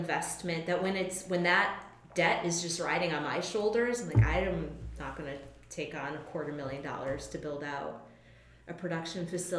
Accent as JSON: {"language": "English", "region": "Connecticut", "country": "United States", "moved": "as an adult", "lives_now": "Philadelphia, United States", "said": "I'm from Connecticut originally."}